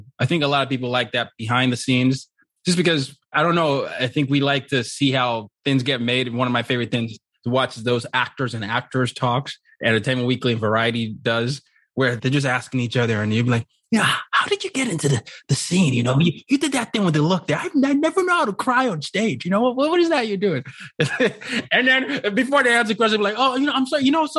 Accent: Nigeria; In college, I used to, well, when you grew up as a Nigerian, there are certain career options you're supposed to have.

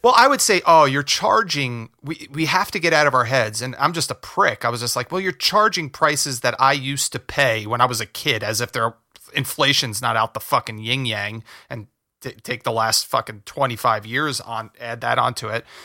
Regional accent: New Jersey, United States; moved away as an adult; now in Los Angeles, United States; We grew up in Jersey. We grew up in North Jersey

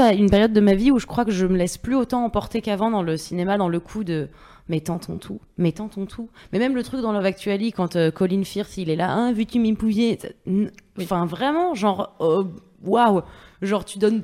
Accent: Paris, Île-de-France, France; j'ai grandi à Paris

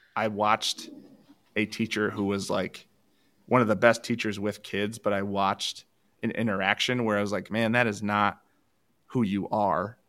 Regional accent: Allendale, Michigan, United States; I grew up in Allendale. There's a co, Division two college where I grew up.

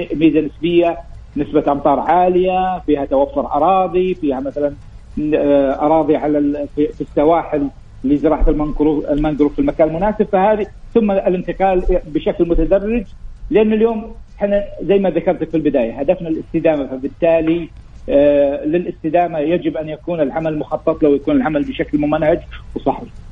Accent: Saudi Arabia; المملكه رغم انها صحراء ولكن ما هي فقيره في الغطاء النباتي، عندنا اكثر من 2500 نوع من النبات

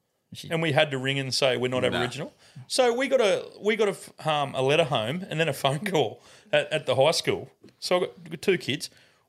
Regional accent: England, United Kingdom; moved away; we're from England.

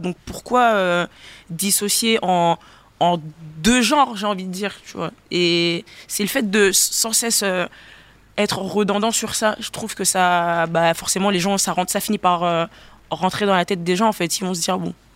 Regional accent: Gabon; moved away; J'ai grandi au Gabon

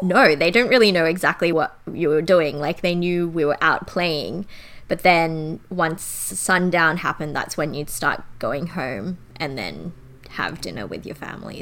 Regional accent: Sydney, New South Wales, Australia; also born or lived in Canberra; I grew up in Canberra until primary school. And then once I got to high school, I grew up in suburban Sydney.

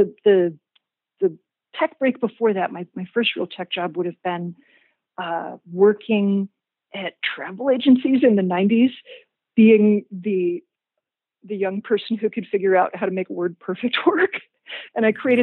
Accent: Richmond, Virginia, United States; I was from Richmond, Virginia

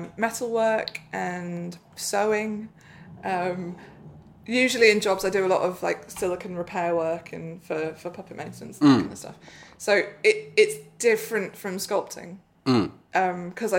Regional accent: Bristol, South West England, United Kingdom; I grew up in Bristol, or just outside Bristol, so Aardman's a big deal there.

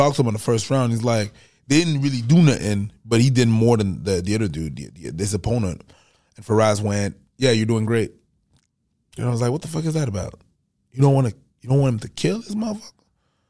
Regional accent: Montreal, Quebec, Canada; now in Atlanta, United States; They know that we're from Montreal and I'm in Atlanta.

